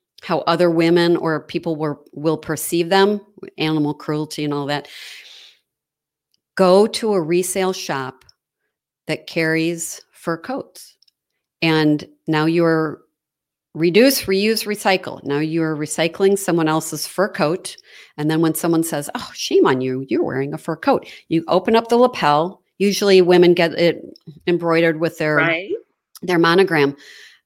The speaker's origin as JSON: {"language": "English", "town": "Chicago", "region": "Illinois", "country": "United States", "tie": "born or raised there", "also_born_or_lived": "Wisconsin", "moved": "yes", "said": "I grew up in Chicago"}